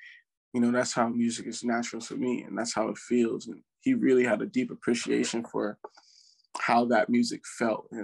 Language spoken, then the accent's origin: English; Plainfield, New Jersey, United States; I grew up in Plainfield, New Jersey